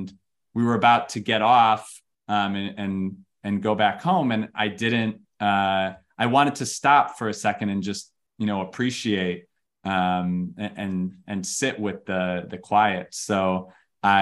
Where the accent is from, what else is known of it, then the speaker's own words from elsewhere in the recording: Chicago, Illinois, United States; moved away; I was born in Chicago